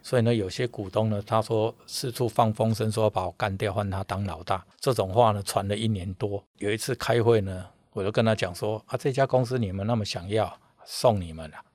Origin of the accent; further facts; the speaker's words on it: Changhua County, Taiwan; moved away as an adult; also born or lived in Tainan; now in Taipei, Taiwan; 因为我彰化人，我在台南读书，我在左营当兵